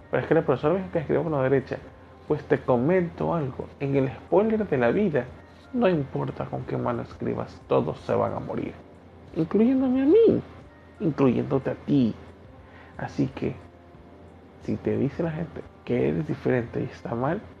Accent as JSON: {"language": "Spanish", "country": "Ecuador", "said": "Yo tengo un acento y muchas personas han de decir, este pana habla raro, porque no se le entiende ciertas cosas. Y este no es el acento del ecuatoriano común. Este es el acento que … ha desarrollado"}